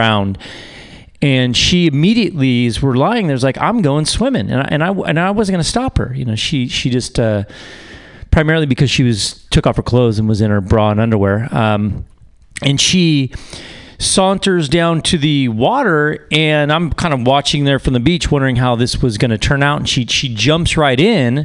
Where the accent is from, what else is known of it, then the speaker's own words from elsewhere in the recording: United States; I'm American.